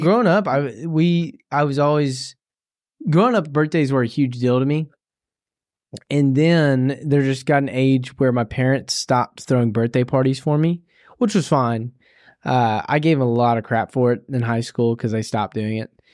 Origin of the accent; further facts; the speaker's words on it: Tennessee, United States; I'm from the South, and so, uh, in Tennessee.